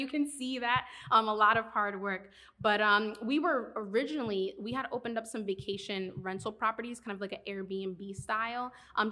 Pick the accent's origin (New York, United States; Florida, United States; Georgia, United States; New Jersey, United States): New York, United States; Yonkers; moved away as an adult; now in Miami, United States; I'm originally from New York. I grew up in Yonkers.